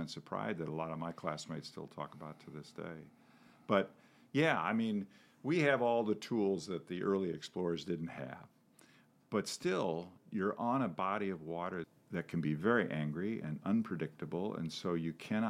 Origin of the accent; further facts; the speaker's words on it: a town on the Mississippi River, Mississippi River valley, United States; moved away; My hometown is on the river. And as I said, I took it for granted. It's the Mississippi.